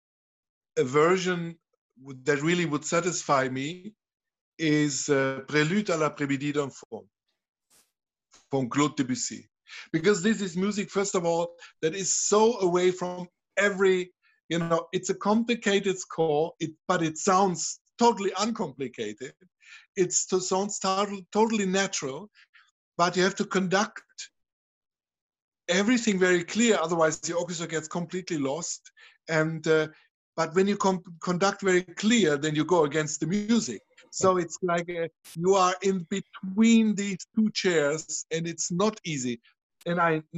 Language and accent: English; Trier, Rhineland-Palatinate, Germany; I'm coming from Trier. Trier is the old Roman city. You find, whenever you dig in your garden, you find old parts from amphoras or whatever. And I grew up with that.